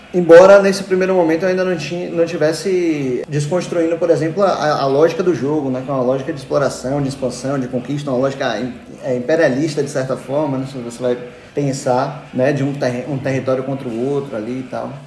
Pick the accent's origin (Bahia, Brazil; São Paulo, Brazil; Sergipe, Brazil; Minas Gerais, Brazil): Bahia, Brazil; Salvador; eu vim daqui de Salvador mesmo, do, do Rio Vermelho. Eu sou daqui, minha família é toda daqui